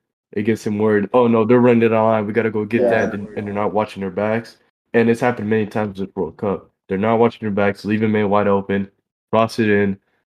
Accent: United States; We're American.

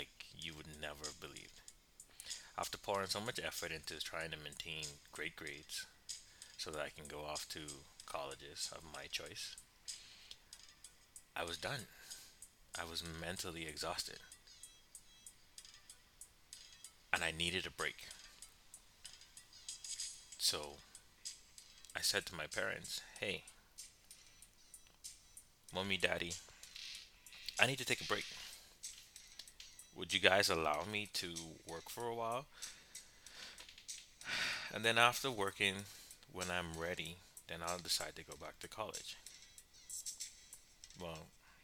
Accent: Bahamas; moved away as an adult; also born or lived in United States / Canada; I'm a native from the Bahamas who was afforded the opportunity to study abroad educationally in the US

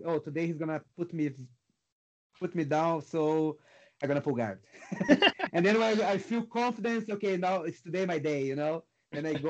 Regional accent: Porto Alegre, Rio Grande do Sul, Brazil; moved away; Porto Alegre, my hometown in Brazil.

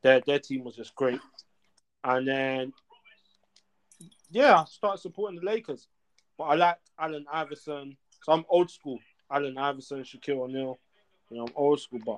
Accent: London, United Kingdom; I'm from England, London. That's where I'm from.

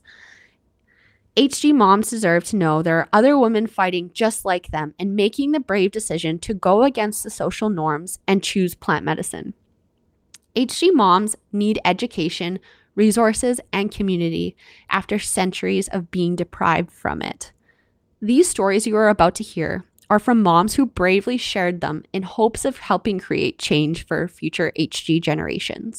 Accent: Canada; I'm your Canadian host

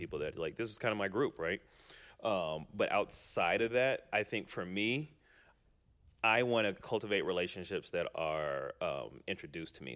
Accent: California, United States; moved away; also born or lived in Denver

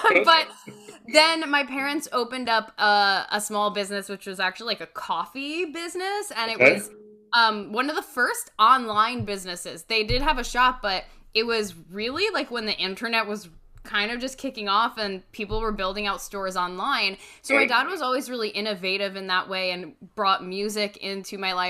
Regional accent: Westchester, New York, United States; also born or lived in Rhode Island; I grew up right outside of the city, just north in Westchester, and I went to high school and college in the city

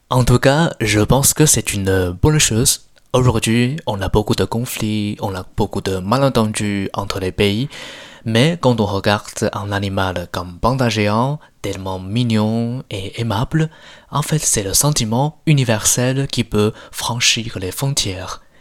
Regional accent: Sichuan, China; moved away; Et je viens de province de Sichuan, c'est exactement dans ma région qu'on peut voir les pandas géants.

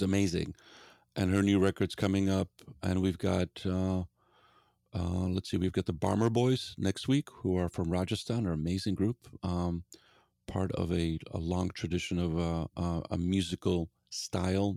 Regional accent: Gdansk, Pomeranian Voivodeship, Poland; now in Seattle, United States; I grew up in Poland

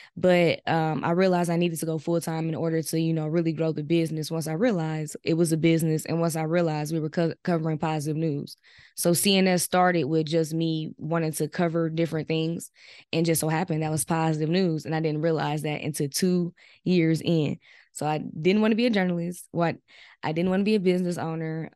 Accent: Milwaukee, Wisconsin, United States; I'm from Milwaukee, Wisconsin, and I'm twenty-six years old.

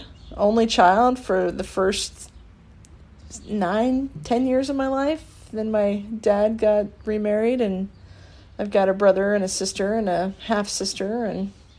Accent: Pickerington, Ohio, United States; also born or lived in Reynoldsburg, Ohio; I'm a Pickerington High School grad, 2003. Last class to graduate in one high school. And Ohio State alum, 2007.

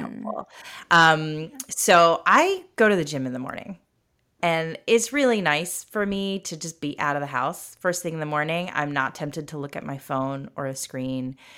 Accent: United States; I was growing up in America

